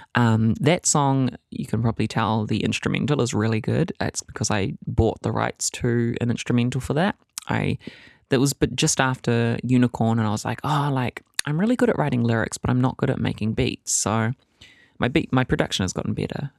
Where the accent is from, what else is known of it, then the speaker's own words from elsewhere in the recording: Whakatane, Bay of Plenty, New Zealand; It was hard growing up in Fakatane. I grew up there from the ages of eight to sixteen